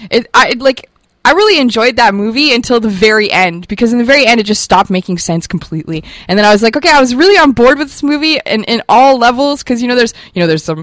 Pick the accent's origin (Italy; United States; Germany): Germany; growing up in Germany with my brothers, we were very war obsessed. Uh, we come from a military family.